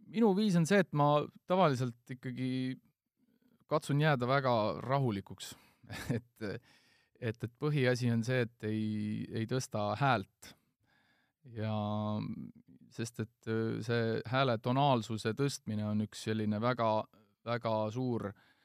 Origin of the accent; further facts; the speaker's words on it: Estonia; ma ütlesin, et Eestist